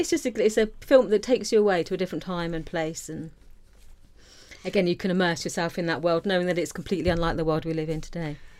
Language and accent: English; Isle of Wight, South East England, United Kingdom; American culture was completely alien growing up on the Isle of Wight.